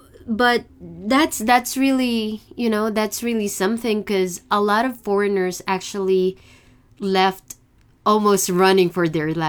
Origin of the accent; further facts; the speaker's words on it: Philippines; moved away; I came from the Philippines, so it wasn't too hard.